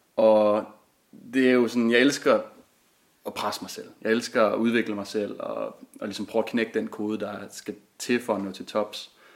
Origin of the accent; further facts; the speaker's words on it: Klitmøller, North Denmark Region, Denmark; jeg er vokset op ved Vesterhavet i den lille fiskerby Klitmøller